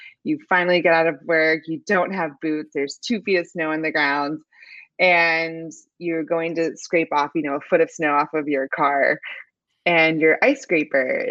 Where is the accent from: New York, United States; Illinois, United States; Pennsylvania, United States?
Pennsylvania, United States; moved away as an adult; now in Houston, United States; I'm originally from Pennsylvania